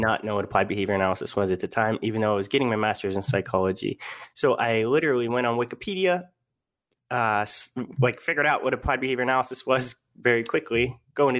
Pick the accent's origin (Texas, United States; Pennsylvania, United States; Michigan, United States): Pennsylvania, United States; Pittsburgh; moved away as an adult; also born or lived in Kent, Ohio / Florida; I'm from Pittsburgh, Pennsylvania, went to Kent, Ohio. And then because of the snow, moved to Florida for graduate school